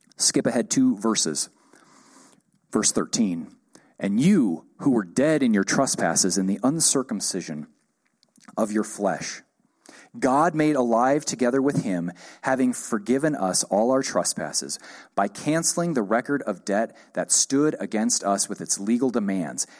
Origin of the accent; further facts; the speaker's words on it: United States; I'm an American